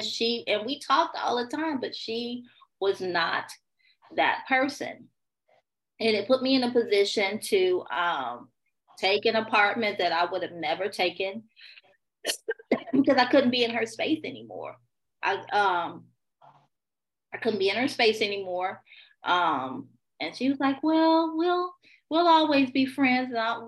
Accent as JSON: {"language": "English", "town": "Chicago", "region": "Illinois", "country": "United States", "tie": "born or raised there", "lives_now": "Houston, United States", "said": "So I'm a Chicago girl, born and raised in Chicago. My father was military, so we moved around a lot until my parents divorced. Right now I'm in Houston."}